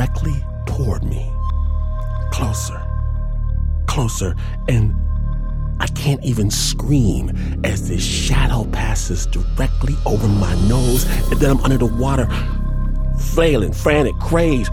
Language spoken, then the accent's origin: English; Michigan, United States; I'm from Michigan